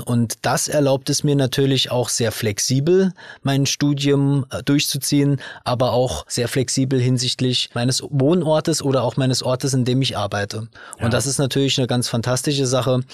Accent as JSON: {"language": "German", "region": "Saarland", "country": "Germany", "said": "ich bin hier aus dem Saarland"}